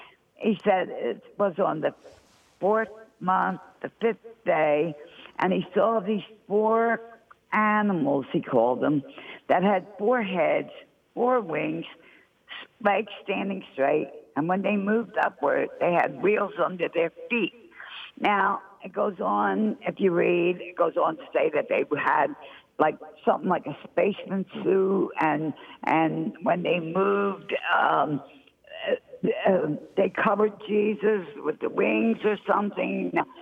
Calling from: New Jersey, United States; South Jersey, Father.

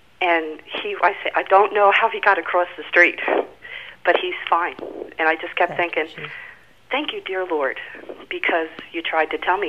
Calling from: New Jersey, United States; New Jersey.

